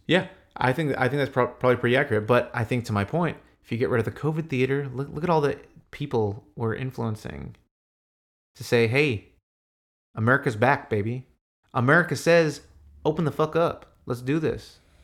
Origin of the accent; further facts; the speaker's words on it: United States; I'm American.